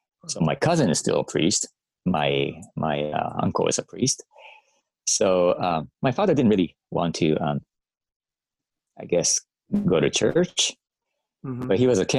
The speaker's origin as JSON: {"language": "English", "country": "Japan", "tie": "born or raised there", "moved": "as an adult", "said": "I grew up in Japan"}